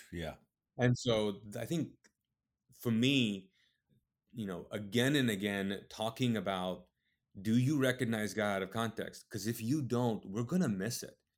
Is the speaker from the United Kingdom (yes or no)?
no; Kuwait; also born or lived in Pakistan (ancestry); now in United States; I'm Pakistani. Um, uh, my parents are Pakistani. They moved to Kuwait. I was born and raised in the Middle East in Kuwait